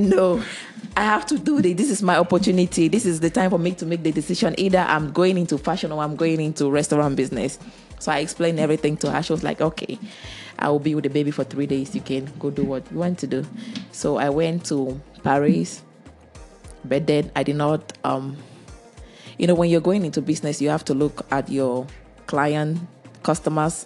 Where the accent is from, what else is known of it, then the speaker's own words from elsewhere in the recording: Germany; moved away as an adult; also born or lived in Cameroon; I grew most of my life in Germany. I grew up in Germany and I went to school over there.